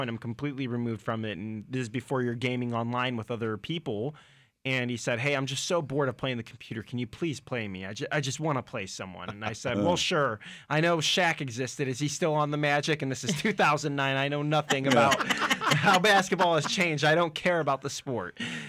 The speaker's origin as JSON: {"language": "English", "town": "Chicago", "region": "Illinois", "country": "United States", "moved": "as an adult", "lives_now": "Lakeland, United States", "said": "I'm from Chicago originally."}